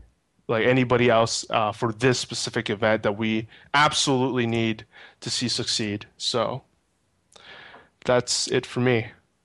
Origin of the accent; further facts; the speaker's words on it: Montreal, Quebec, Canada; my hometown, GP Montreal.